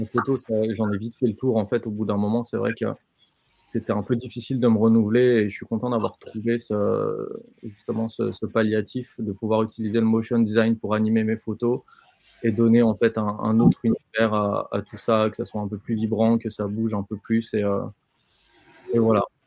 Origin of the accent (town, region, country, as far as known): France